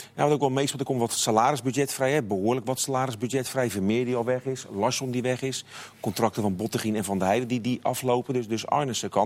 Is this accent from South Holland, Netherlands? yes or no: yes; Rotterdam, South Holland, Netherlands; zeg ik als, als Rotterdammer